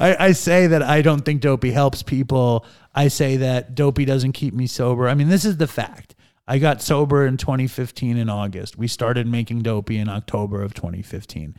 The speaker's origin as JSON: {"language": "English", "town": "New York City", "region": "New York", "country": "United States", "tie": "born or raised there", "said": "I grew up in Manhattan"}